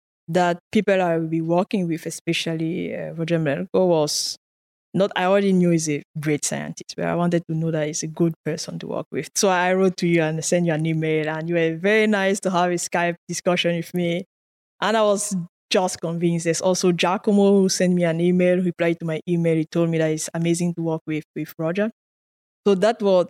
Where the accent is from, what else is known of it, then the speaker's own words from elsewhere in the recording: Cameroon; first language French; English is a second language; moved away as an adult; now in Canada; I did in high school French education. I studied in French. Naturally, I'm like French speaker, my mother tongue, quote unquote. But then I moved to an English university in the western part of Cameroon